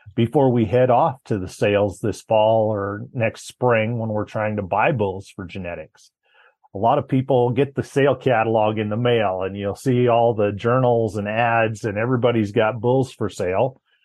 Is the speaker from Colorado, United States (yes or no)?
yes; Colorado, United States; also born or lived in Laramie, Wyoming; my hometown of Carville, Colorado